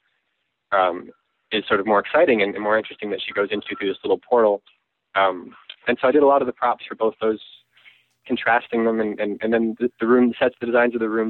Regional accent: Canada; moved away as an adult; also born or lived in Vancouver / Portland; now in Los Angeles, United States; I was on a work visa because I'm Canadian

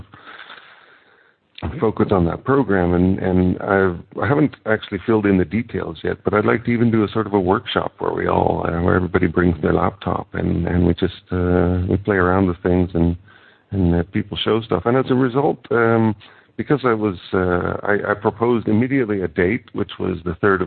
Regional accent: Canada; now in Netherlands; I'm living in the Netherlands, although I'm originally Canadian

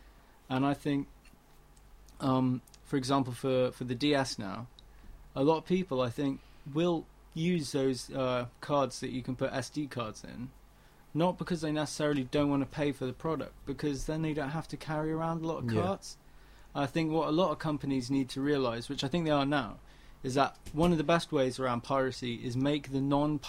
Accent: Dubai, United Arab Emirates; And especially growing up in Dubai, where the piracy laws at the time were like fuck all

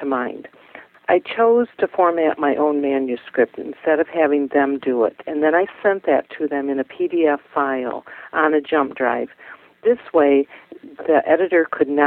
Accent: Michigan, United States; my home state

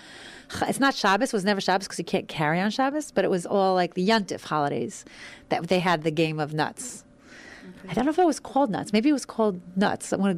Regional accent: New York City, New York, United States; The community I grew up in was Hasidic. My family was more ultra-Orthodox. It was Borough Park

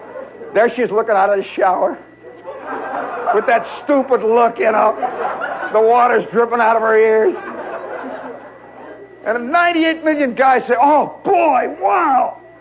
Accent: Midwest, United States; now in New York, United States; I come from the Midwest.

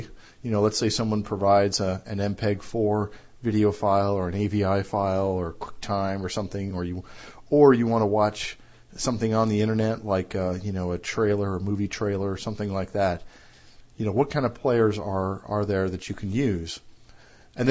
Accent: United States; my home country of the U.S.

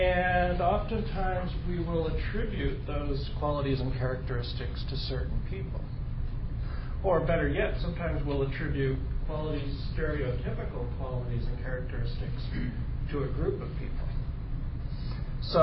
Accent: Connecticut, United States; moved away as an adult; also born or lived in Massachusetts / California; I was born in Connecticut, in New England, and I lived for about the first 18 or 19 years in Connecticut and Massachusetts, kind of moved around a lot when I was a kid. Then I moved to California when I was about 19

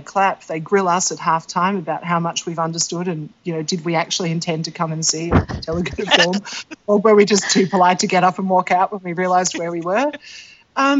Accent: Australia; I'm Australian

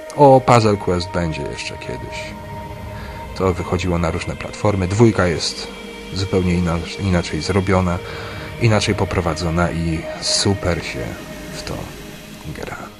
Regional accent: Pomeranian Voivodeship, Poland; ja z Pomorza

